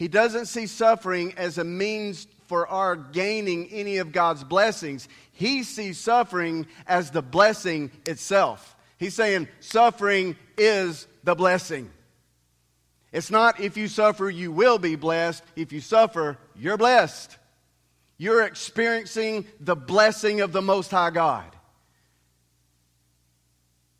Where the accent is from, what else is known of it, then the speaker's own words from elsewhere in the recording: the Bible Belt, United States; many of us growing up in the Bible Belt have really experienced a little Jesus, but a lot of religion